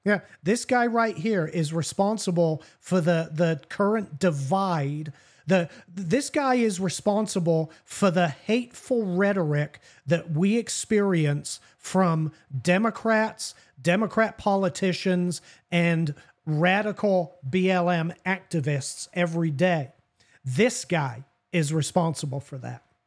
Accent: England, United Kingdom; I'm an Anglo-Saxon, well, literally an Anglo-Saxon white man, born and raised in England.

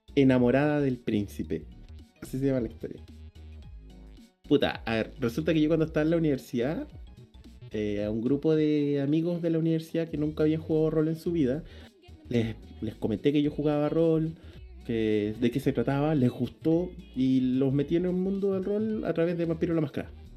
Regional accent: Puerto Montt, Los Lagos, Chile; moved away; yo soy de Puerto Montt y todo mi grupo de allá

